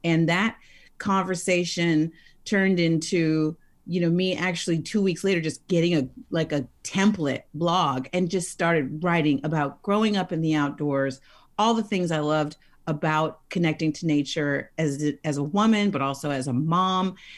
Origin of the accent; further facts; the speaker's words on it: Oakland, California, United States; I was raised in the Oakland Hills